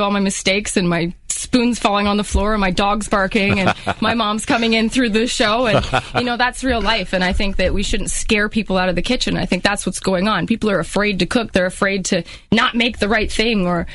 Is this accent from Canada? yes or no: yes; St. Catharines, Ontario, Canada; moved away as an adult; also born or lived in Australia / Texas / Louisiana / Iowa; I'm originally from St. Catharines